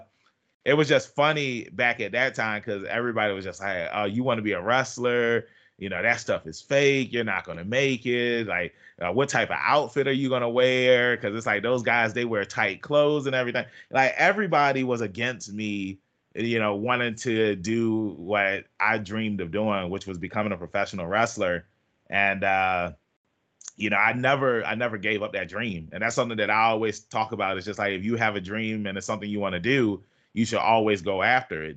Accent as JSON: {"language": "English", "town": "Norfolk", "region": "Virginia", "country": "United States", "said": "I'm from Norfolk, Virginia"}